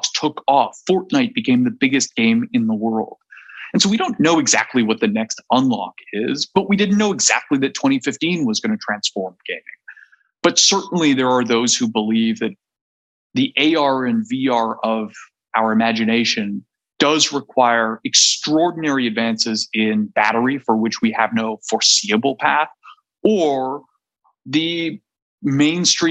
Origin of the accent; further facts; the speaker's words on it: Canada; I'm Canadian